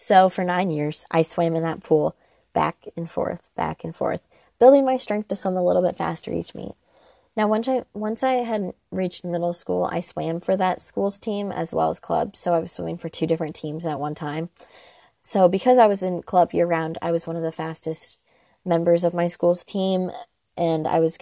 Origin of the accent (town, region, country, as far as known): Indiana, United States; born or raised there